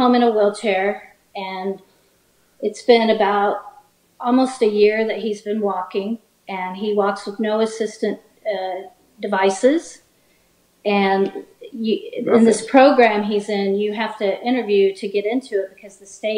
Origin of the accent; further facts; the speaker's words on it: the South, United States; I'm from the South